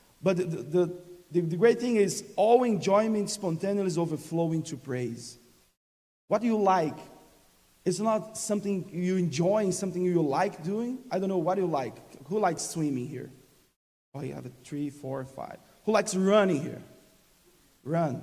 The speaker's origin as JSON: {"language": "English", "country": "Brazil", "second_language": "English", "moved": "as an adult", "lives_now": "Texas, United States", "said": "English is not my first language"}